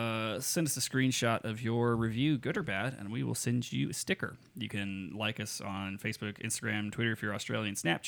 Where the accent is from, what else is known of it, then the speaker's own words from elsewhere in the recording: Las Vegas, Nevada, United States; growing up here, right? And growing up in Vegas, where there's just so much light pollution from everything